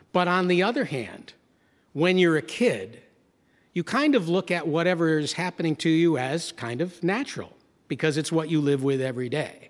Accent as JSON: {"language": "English", "town": "Gloversville", "region": "New York", "country": "United States", "tie": "born or raised there", "moved": "yes"}